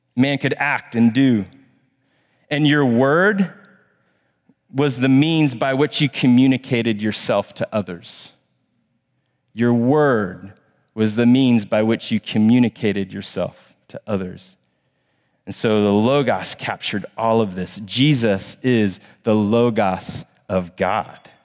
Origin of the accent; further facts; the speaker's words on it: Plano, Texas, United States; now in Charlotte, United States; I grew up in Plano, Texas.